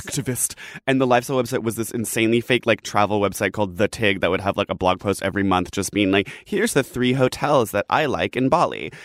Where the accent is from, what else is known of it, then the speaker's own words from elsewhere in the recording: England, United Kingdom; I'm from England